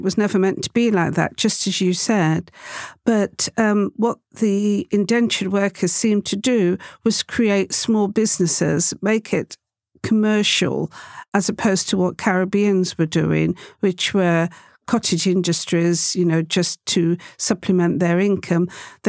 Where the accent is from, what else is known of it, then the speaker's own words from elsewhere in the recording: St. Kitts & Nevis; Right. That's because I'm from St. Kitts. Both of my parents were from St. Kitts.